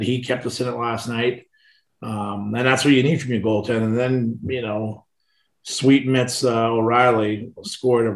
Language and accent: English; Boston, Massachusetts, United States; also born or lived in Medford, Massachusetts; we moved from East Boston out to Medford